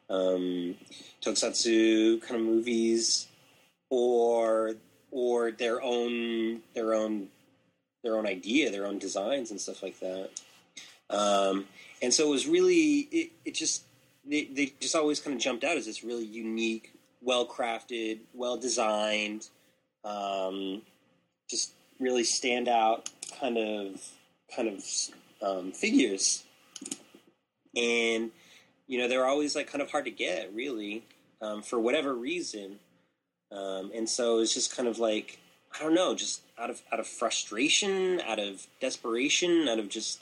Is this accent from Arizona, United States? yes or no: yes; Tucson, Arizona, United States; moved away as an adult; also born or lived in Taiwan / Phoenix; now in Japan; I was born and raised in Tucson